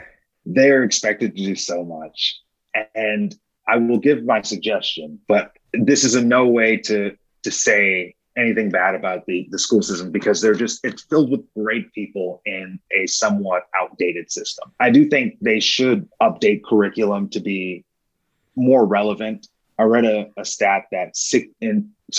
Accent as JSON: {"language": "English", "region": "New York", "country": "United States", "tie": "born or raised there", "moved": "as an adult", "lives_now": "Kansas City, United States", "said": "I was born and raised in New York, but I moved to Kansas City in 2008"}